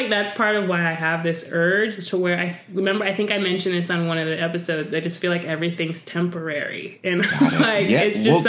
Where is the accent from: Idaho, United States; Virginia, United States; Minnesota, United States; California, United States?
Idaho, United States; also born or lived in Connecticut / Delaware; I will say I'm from Idaho, even though I didn't necessarily grow up there.